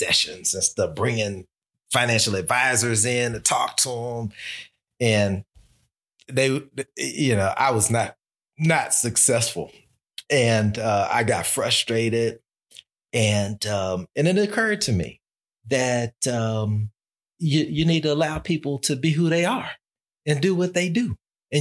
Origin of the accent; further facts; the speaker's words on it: Texas, United States; now in Albany, United States; when I was growing up in Texas